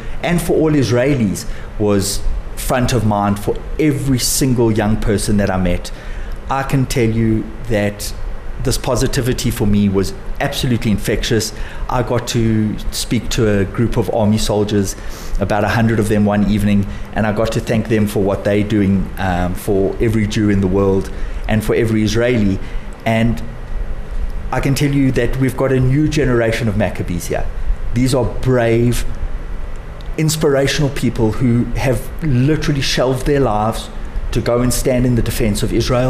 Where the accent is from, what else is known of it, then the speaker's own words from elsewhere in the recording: South Africa; as South African Jews